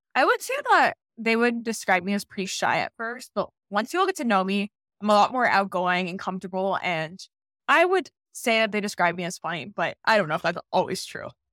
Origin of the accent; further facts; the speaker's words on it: Dayton, Ohio, United States; I'm from Dayton, Ohio.